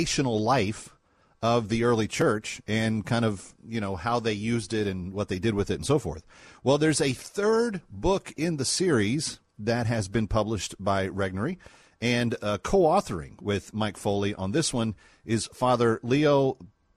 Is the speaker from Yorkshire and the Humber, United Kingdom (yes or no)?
no; Scot, Scotland, United Kingdom; as a Scot